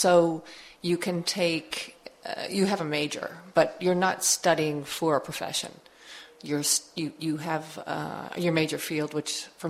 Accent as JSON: {"language": "English", "town": "New York City", "region": "New York", "country": "United States", "tie": "born or raised there", "said": "I'm from New York City. I grew up and studied there in New York"}